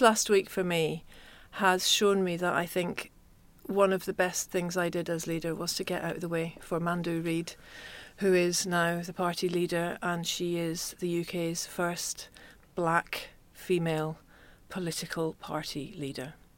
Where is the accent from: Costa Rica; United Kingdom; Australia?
United Kingdom; Glasgow, Scotland; I was growing up in Glasgow